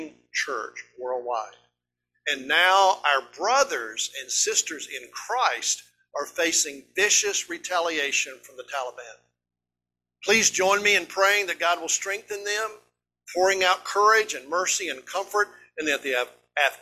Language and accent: English; East Tennessee, United States; we're just hillbillies from East Tennessee